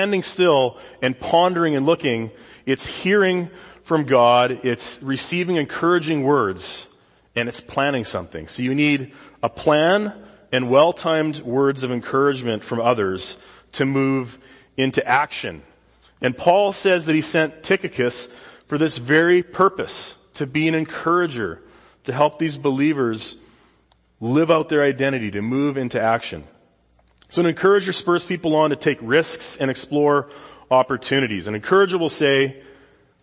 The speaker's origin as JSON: {"language": "English", "town": "Saskatoon", "region": "Saskatchewan", "country": "Canada", "tie": "born or raised there", "moved": "as an adult", "lives_now": "California, United States", "said": "This is the South Saskatchewan River in my hometown in Saskatoon"}